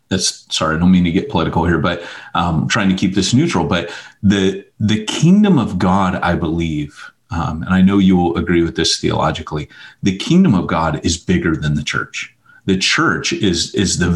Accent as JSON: {"language": "English", "region": "California", "country": "United States", "tie": "born or raised there", "also_born_or_lived": "Montgomery, Alabama", "said": "the reason I was raised in California is my mom lived in Montgomery, Alabama, and there was an Air Force base there. Well, there's an Air Force base here in California"}